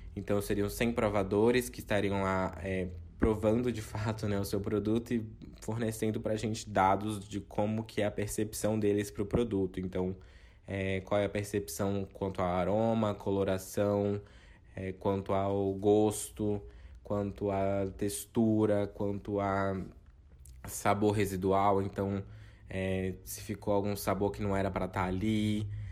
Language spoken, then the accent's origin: Portuguese; Itamaraju, Bahia, Brazil; moved away as an adult; now in São Paulo, Brazil; nasci, cresci, fui criado é, em Itamaraju, aqui no extremo sul da Bahia